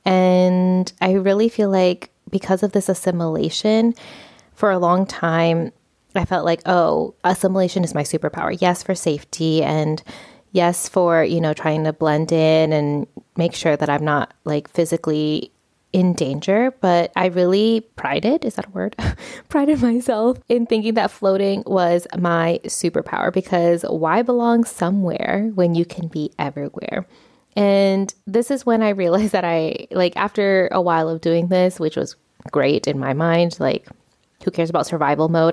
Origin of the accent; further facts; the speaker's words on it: United States; moved away as an adult; now in Spain; I was raised in the United States culture